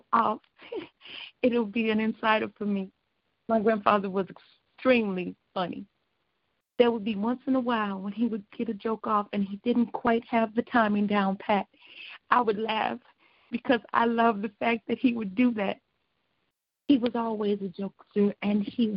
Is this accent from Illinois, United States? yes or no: yes; Joliet, Illinois, United States; also born or lived in Chicago; I was born and raised out here in Joliet, Chicago was a second home to me